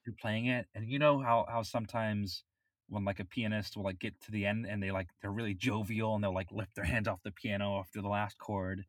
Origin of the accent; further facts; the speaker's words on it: Florida, United States; I grew up in Florida